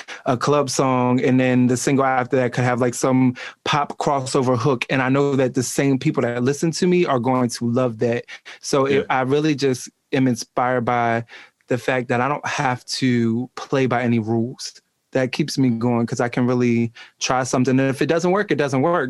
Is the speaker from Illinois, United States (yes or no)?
no; Eastern Shore, Maryland, United States; now in Baltimore, United States; I was born on the Eastern Shore and like that's where I was raised